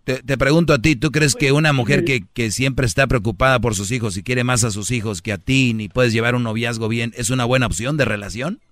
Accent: Monterrey, Nuevo León, Mexico; como buen regio

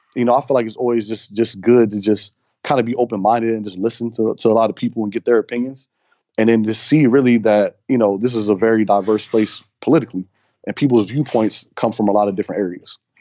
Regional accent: Cincinnati, Ohio, United States; moved away; I'm from, originally from Cincinnati, so I feel like I'm back home

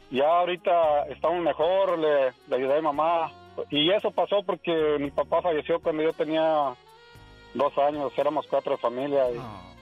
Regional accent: Irapuato, Guanajuato, Mexico; moved away; Eh, de Guanajuato, soy de Irapuato, Guanajuato.

